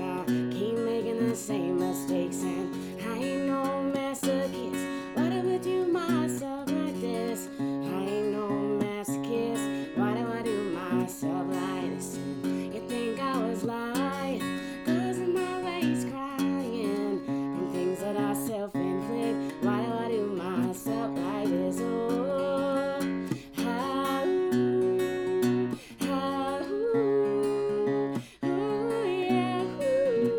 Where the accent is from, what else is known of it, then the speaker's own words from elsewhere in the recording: Maryland, United States; I'm from Maryland